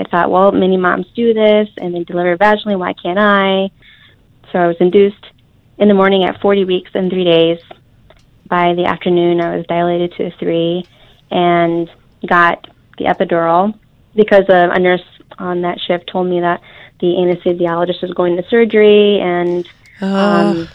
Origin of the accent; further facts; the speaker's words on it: Holland, Michigan, United States; I'm from Holland, Michigan